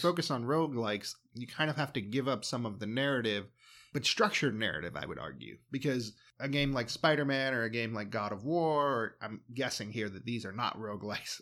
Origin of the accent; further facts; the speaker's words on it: United States; I'm an American.